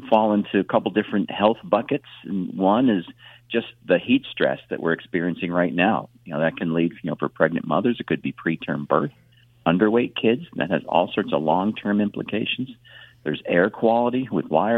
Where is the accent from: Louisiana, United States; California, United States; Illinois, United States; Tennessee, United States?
Illinois, United States; moved away; I grew up in Illinois